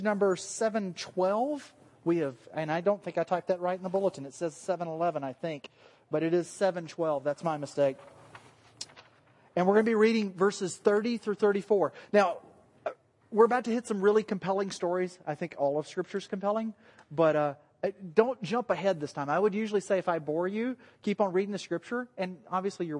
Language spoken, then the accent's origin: English; the South, United States; accent: southern; moved away; My southern accent